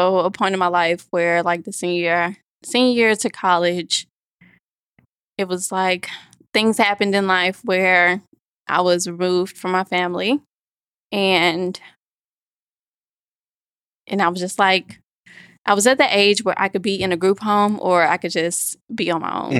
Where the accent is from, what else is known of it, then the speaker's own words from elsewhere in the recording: Birmingham, Alabama, United States; moved away as an adult; now in Washington, D.C., United States; I'm originally from Birmingham, Alabama, and, you know, I went to a couple of high schools. I went to Midfield High School and then Winona High School